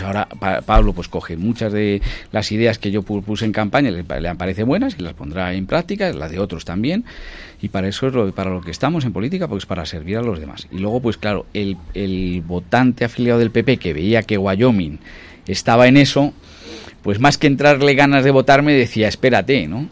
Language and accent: Spanish; Ávila, Castile and León, Spain; moved away as an adult; also born or lived in United Kingdom; yo soy medio inglés, porque me he pasado toda mi infancia, los veranos allí. Hablo inglés, mi tesis doctoral es de un inglés, tengo una cantidad de amigos ingleses tremendas y eso me lo permite el ser de Ávila. Yo nunca he perdido mis raíces